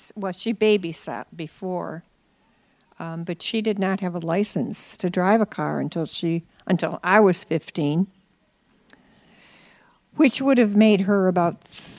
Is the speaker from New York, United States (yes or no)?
yes; near Heuvelton, New York, United States; moved away; also born or lived in Illinois; I lived in a very small... I didn't even live in a village. I lived in the country.